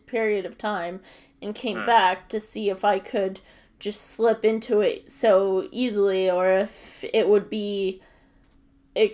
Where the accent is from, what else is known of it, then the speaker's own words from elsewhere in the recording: United States; I was American